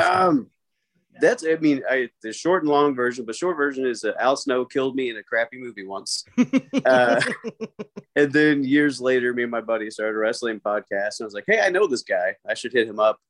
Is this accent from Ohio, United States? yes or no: no; Louisville, Kentucky, United States; growing up in Louisville